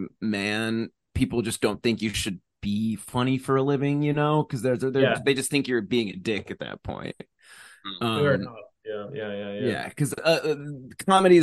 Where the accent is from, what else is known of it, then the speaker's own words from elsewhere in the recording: Cape Cod, Massachusetts, United States; I grew up on Cape Cod.